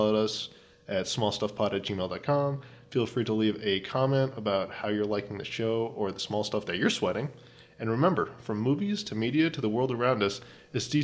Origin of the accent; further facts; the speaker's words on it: Florida, United States; in my hometown, we had the same problem with noise ordinances